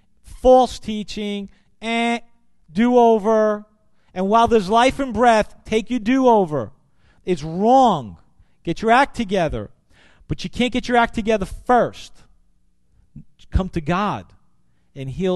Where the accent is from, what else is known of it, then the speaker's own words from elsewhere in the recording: New York City, New York, United States; growing up in Brooklyn